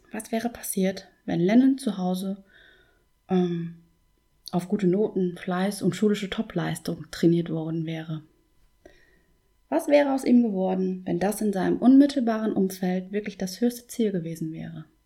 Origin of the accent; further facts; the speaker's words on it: North Rhine-Westphalia, Germany; Ich zum Beispiel wohne ja seit meiner Kindheit im Münsterland.